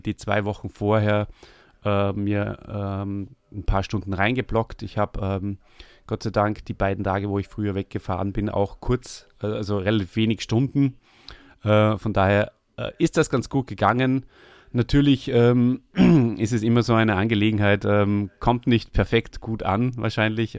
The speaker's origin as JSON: {"language": "German", "country": "Austria", "said": "komme ich aus Österreich"}